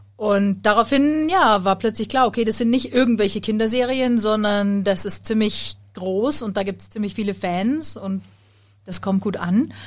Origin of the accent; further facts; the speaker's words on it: Munich, Bavaria, Germany; ich bin Sängerin und ich komme aus München